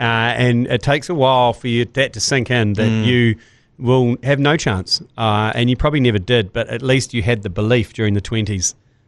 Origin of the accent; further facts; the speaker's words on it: New Zealand; as a New Zealander